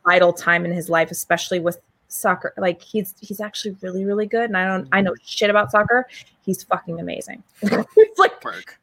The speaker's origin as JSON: {"language": "English", "region": "Maine", "country": "United States", "said": "I'm from Maine."}